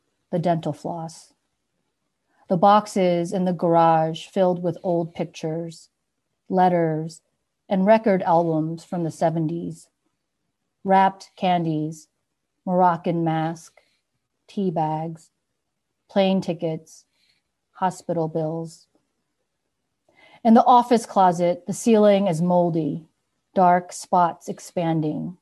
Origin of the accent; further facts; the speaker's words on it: New York, United States; also born or lived in San Francisco; now in Minneapolis, United States; I grew up in New York, but I say I found myself in San Francisco.